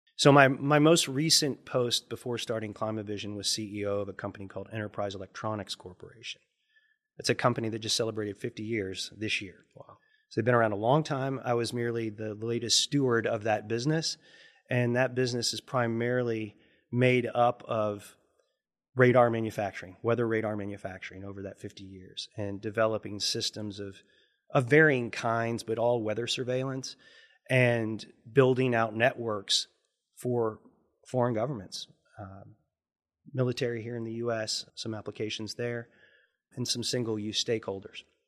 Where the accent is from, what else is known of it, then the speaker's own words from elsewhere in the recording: Lexington, Kentucky, United States; also born or lived in Montana; growing up in Lexington